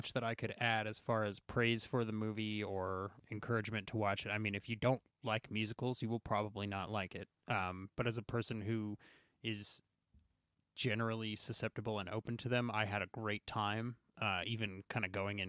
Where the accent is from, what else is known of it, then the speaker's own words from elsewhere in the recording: Queens, New York, United States; I always say, I'm from Queens.